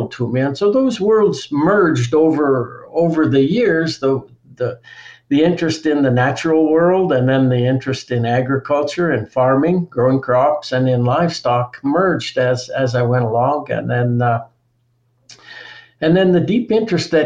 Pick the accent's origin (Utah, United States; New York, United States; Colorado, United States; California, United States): Colorado, United States; the mountains where I grew up in Colorado